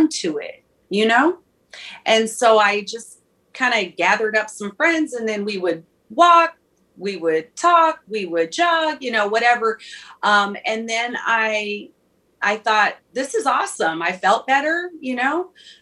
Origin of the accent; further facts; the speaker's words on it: Minneapolis, Minnesota, United States; I'm from Minneapolis